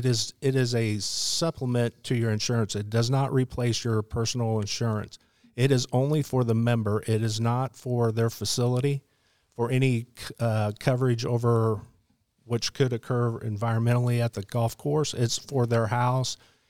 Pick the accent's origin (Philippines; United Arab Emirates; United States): United States; Midwest; And then when I grew up out in the Midwest, I always lived in the basement because it was cooler in the summer and warmer in the winter.